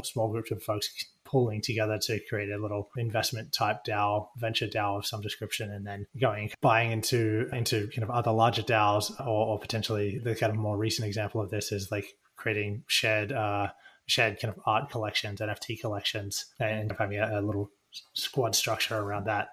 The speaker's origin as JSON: {"language": "English", "country": "Australia", "moved": "yes", "lives_now": "United States", "said": "I come from Australia and I live in the US now"}